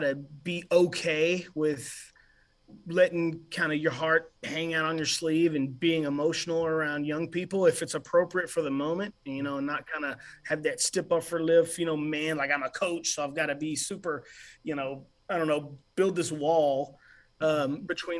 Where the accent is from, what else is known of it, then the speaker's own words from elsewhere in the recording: Graham, Texas, United States; moved away as an adult; also born or lived in Vernon, Texas / Brazos Valley, Texas; I was raised in a town called Graham, Texas